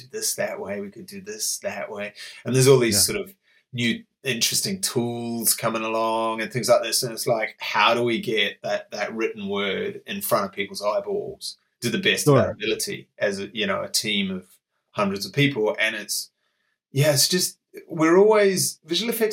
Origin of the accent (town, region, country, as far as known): Palmerston North, Manawatū-Whanganui, New Zealand; born or raised there; moved away as an adult; also born or lived in Brisbane, Australia; now in London, United Kingdom